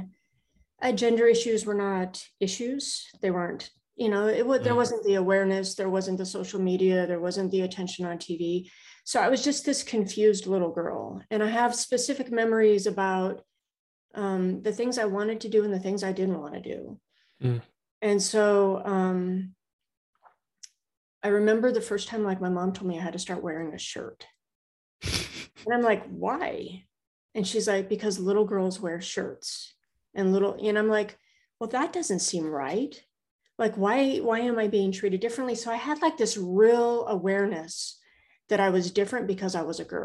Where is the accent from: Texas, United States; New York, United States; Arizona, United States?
Arizona, United States; Prescott; moved away as an adult; also born or lived in Charleston / Kings Bay, Georgia; I'm living back in my hometown, Prescott, Arizona. I was born and raised here, spent my first 18 years here